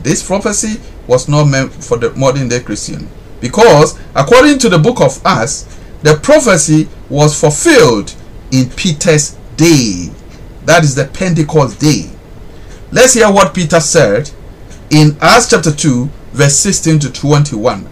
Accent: Ghana; I'm a Ghanaian

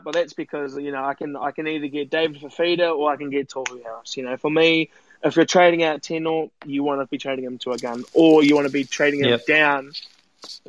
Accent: New Zealand; as like a New Zealander

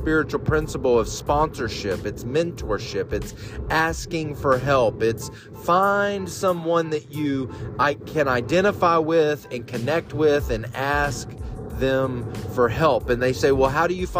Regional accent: Bible Belt, the South, United States; I was raised in the South, deep in the Bible Belt

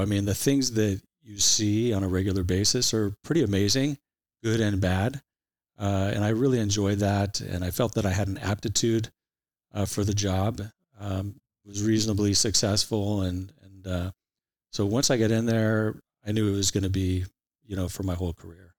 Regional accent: Santa Ana, California, United States; also born or lived in Irvine, California / Huntington Beach, California; I'm an Orange County guy for all my life. Uh, I grew up in Santa Ana till, uh, I was about a dozen years of age

